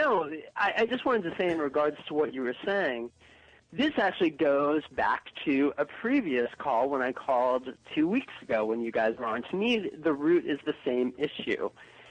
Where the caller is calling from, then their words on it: Chicago, Illinois, United States; This is Mark. I'm calling from Chicago.